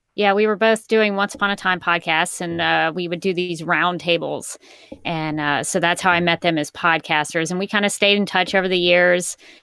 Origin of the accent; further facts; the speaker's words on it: Alabama, United States; I am from Alabama.